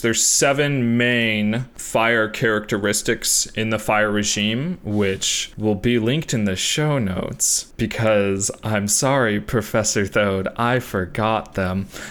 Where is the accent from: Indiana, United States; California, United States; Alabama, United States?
California, United States; Southern; we grew up in Southern California